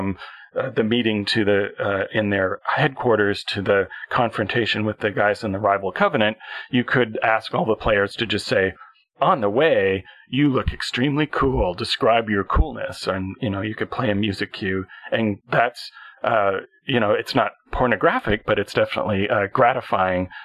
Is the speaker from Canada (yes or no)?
yes; Canada; I am a Canadian